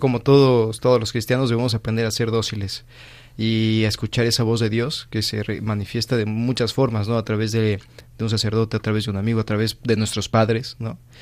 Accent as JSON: {"language": "Spanish", "country": "Mexico", "moved": "as an adult", "lives_now": "Madrid, Spain", "said": "soy de México"}